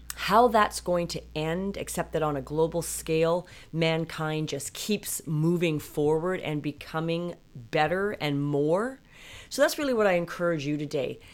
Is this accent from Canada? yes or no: yes; British Columbia, Canada; I was raised in Canada.